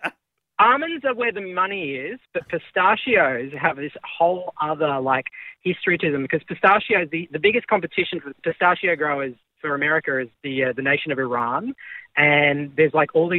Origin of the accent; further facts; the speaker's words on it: Australia; being Australian is really good in a place like